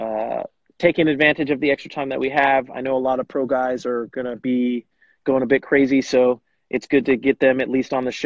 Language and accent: English; Bakersfield, California, United States; also born or lived in Davis, California / East Coast; now in Fresno, United States; I'm from Bakersfield, California originally